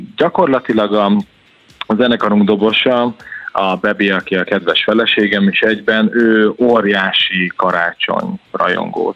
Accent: Gyula, Békés, Hungary; Én Gyuláról származom

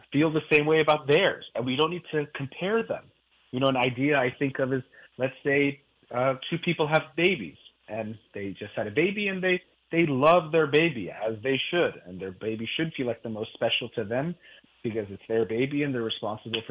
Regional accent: United States; I'm Iranian, from my parents both being Iranian. I was born in the United States

